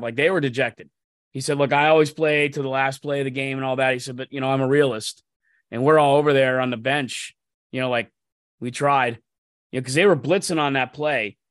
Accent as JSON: {"language": "English", "area": "Mercer County", "region": "Pennsylvania", "country": "United States", "tie": "born or raised there", "said": "where I grew up in Mercer County"}